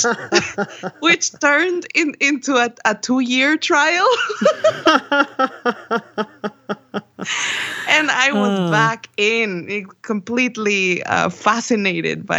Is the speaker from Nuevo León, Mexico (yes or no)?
yes; Monterrey, Nuevo León, Mexico; I am from Monterrey, Mexico, and I am a musician